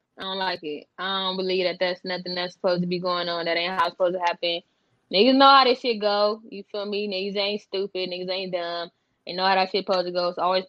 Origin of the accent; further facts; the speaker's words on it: United States; I'm from Westside, NHB, 27th Street, Parkside.